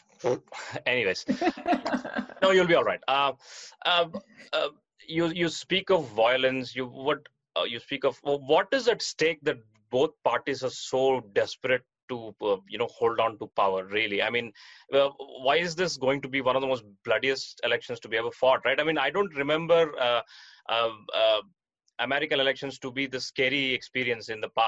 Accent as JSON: {"language": "English", "region": "South India", "country": "India", "tie": "born or raised there", "said": "my hometown down here in South India"}